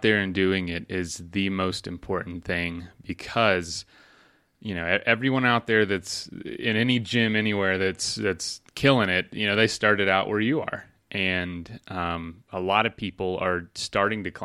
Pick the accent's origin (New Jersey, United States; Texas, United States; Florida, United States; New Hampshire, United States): Florida, United States; I'm from there